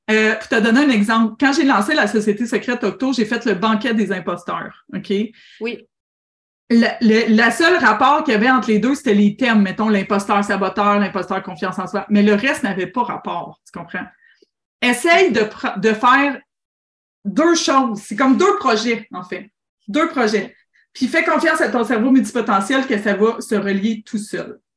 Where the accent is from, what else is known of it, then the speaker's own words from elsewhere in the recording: Drummondville, Quebec, Canada; je viens de Drummondville.